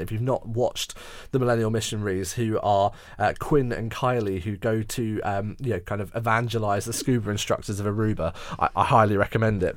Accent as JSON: {"language": "English", "town": "Surbiton", "region": "London", "country": "United Kingdom", "tie": "born or raised there", "moved": "yes", "said": "I was born and raised there, so I know Surbiton so very well with all of its eccentricities"}